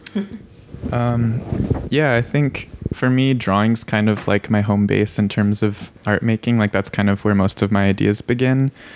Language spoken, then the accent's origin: English; Santa Cruz, California, United States; I'm from Santa Cruz, California